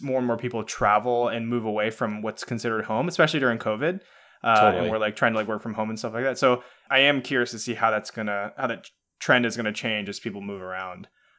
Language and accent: English; Atlanta, Georgia, United States; also born or lived in West Coast; now in San Francisco Bay Area, United States; me personally, I grew up in Atlanta. I'm a huge Atlanta sports fan, but I moved across the country to the West Coast.